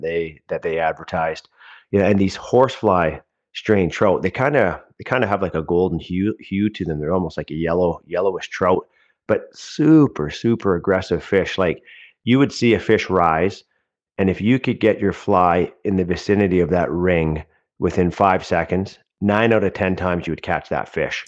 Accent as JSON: {"language": "English", "town": "Pitt Meadows", "region": "British Columbia", "country": "Canada", "tie": "born or raised there", "said": "I grew up in the Lower Mainland, uh, of British Columbia, uh, in Pitt Meadows."}